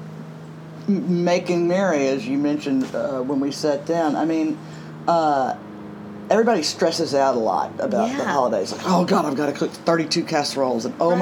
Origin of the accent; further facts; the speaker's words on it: Greenville, Mississippi, United States; moved away as an adult; also born or lived in New York; Greenville, Mississippi, my hometown